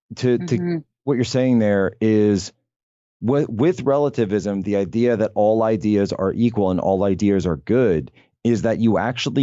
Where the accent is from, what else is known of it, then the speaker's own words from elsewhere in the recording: Norristown, Pennsylvania, United States; also born or lived in Poland; That's a video from my hometown.